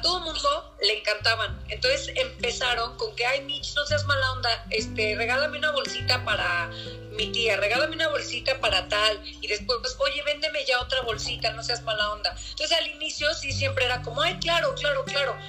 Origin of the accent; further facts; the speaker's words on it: Mexico; yo también soy mexicano